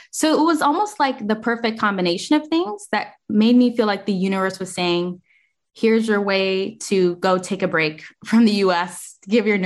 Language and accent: English; United States; Like I wasn't raised in the United States, even though I am an American.